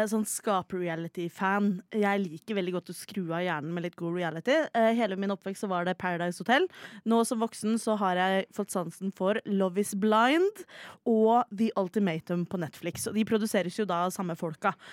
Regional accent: Oslo, Norway; Ja, altså, jeg er jo fra Oslo sentrum, smack dab in the middle, oppvokst på Sankthanshaugen, baby!

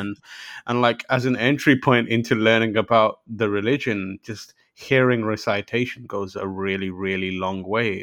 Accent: London, United Kingdom; also born or lived in Pakistan; So I was born in Pakistan, and, and then I moved to London when I was very young

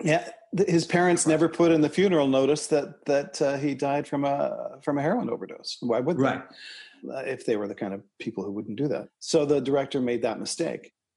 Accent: Toronto, Ontario, Canada; Eric and I grew up in Scarborough, Ontario, Canada, together, about six or eight blocks away from each other

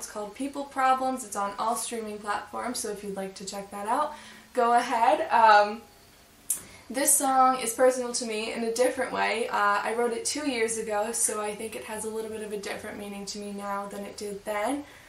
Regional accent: Springfield, Massachusetts, United States; my hometown, Springfield, Massachusetts, which is where I was born and raised and which is where I still live today.

